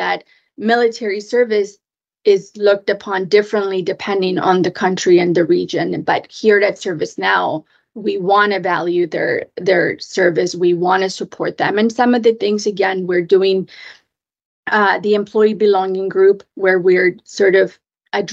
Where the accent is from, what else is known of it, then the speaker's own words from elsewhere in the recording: Mexico; also born or lived in Japan; now in Washington, D.C., United States; I grew up in Mexico